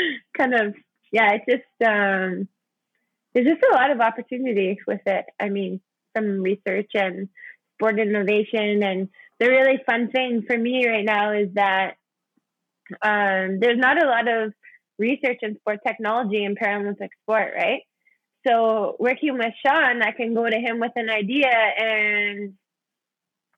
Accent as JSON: {"language": "English", "region": "Saskatchewan", "country": "Canada", "said": "I'm from Saskatchewan"}